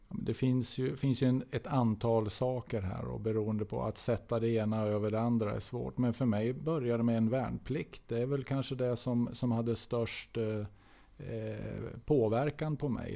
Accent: Norrland, Sweden; moved away; jag är norrlänning. Jag, jag kommer ifrån en annan del av landet

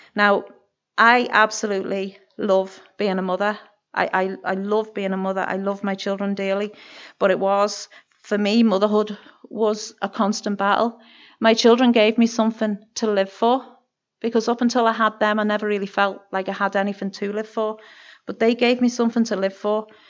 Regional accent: Birkenhead, North West England, United Kingdom; moved away as an adult; now in Kilkeel, United Kingdom; I'm originally from Barking Head, which is over the water from Liverpool in England

